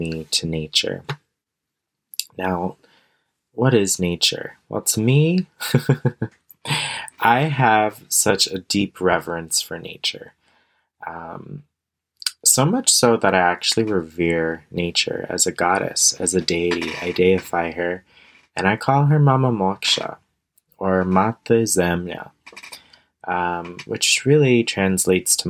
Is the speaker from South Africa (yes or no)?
no; Canada; I'm also Canadian